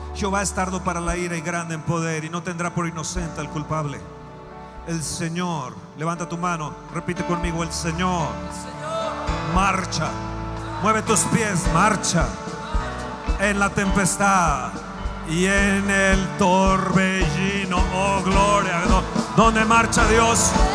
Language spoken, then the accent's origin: Spanish; Mexico; Como mexicanos, como latinos